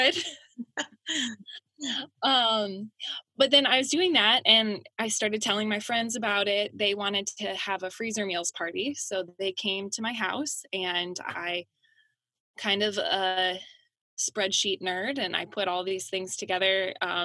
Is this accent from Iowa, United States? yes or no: yes; Fairbank, Iowa, United States; also born or lived in Des Moines, Iowa / Rochester, Minnesota; now in Center Point, United States; I grew up in Fairbank, Iowa